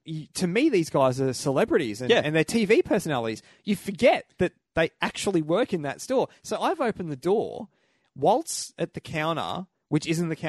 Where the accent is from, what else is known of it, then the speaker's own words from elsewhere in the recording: Australia; Come from Australia.